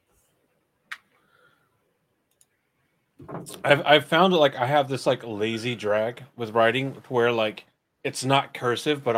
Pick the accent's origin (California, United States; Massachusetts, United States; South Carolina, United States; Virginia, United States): South Carolina, United States; now in North Carolina, United States; I'm from South Carolina